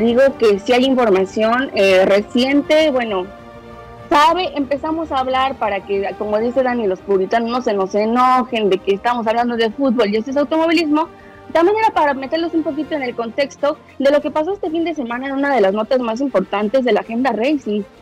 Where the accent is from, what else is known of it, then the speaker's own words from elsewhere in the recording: Mexico; soy mexicano